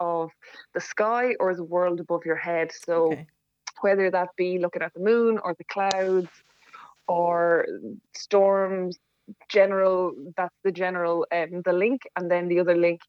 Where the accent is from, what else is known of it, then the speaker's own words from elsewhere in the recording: Bagnalstown, Leinster, Ireland; also born or lived in Carlow Town; now in Carlow, Ireland; I'm from Bagnallstown, but based in Carlow Town at the moment